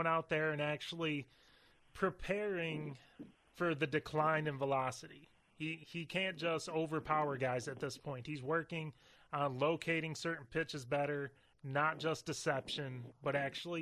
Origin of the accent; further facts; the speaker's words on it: Detroit, Michigan, United States; moved away as an adult; now in Brooklyn, United States; I'm still Tigers and Lions, and I'm still Detroit.